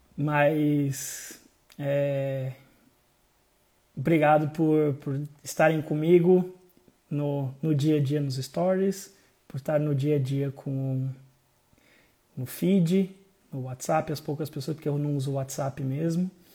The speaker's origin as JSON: {"language": "Portuguese", "region": "interior of Santa Catarina", "country": "Brazil", "said": "eu sou de Santa Catarina, interior de Santa Catarina"}